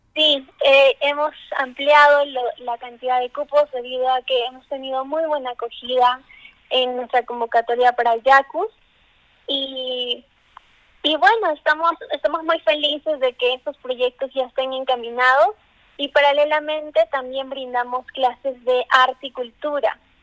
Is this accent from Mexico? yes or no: no; Peru; como buen peruano